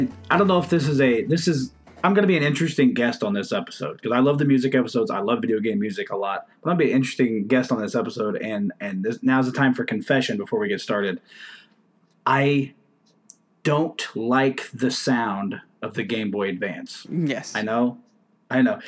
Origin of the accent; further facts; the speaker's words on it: United States; I'm American